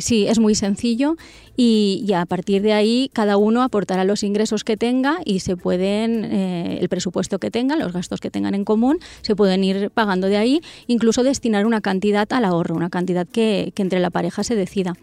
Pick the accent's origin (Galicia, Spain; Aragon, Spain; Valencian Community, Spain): Valencian Community, Spain; northern Castellón; soy del norte de Castellón